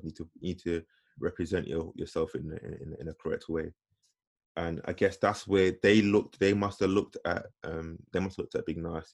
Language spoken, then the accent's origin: English; London, United Kingdom; being black and growing up in growing up in London